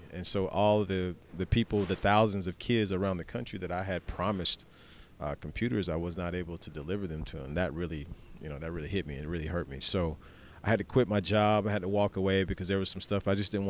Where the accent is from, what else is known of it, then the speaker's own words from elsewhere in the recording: the South, United States; Growing up in the South, you said you lived in Greenville for quite some time. So I grew up in the Bible Belt.